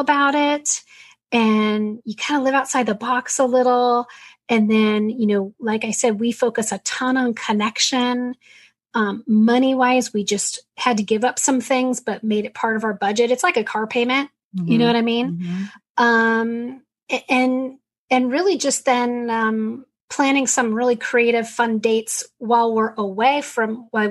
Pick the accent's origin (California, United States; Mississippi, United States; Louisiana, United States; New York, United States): California, United States; San Diego; We're San Diego kids. We grew up in San Diego